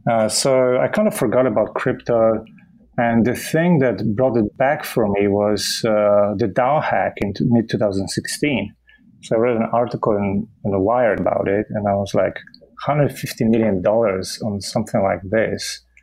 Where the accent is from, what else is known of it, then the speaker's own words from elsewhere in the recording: Poland; that was a different country in the 80s still, you know, before we switched to a democracy. So it was an interesting upbringing